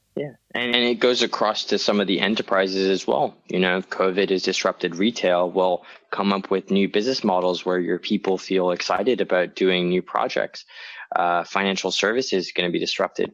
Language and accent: English; Hong Kong; moved away; also born or lived in New York / Chicago; I was born and raised in Hong Kong.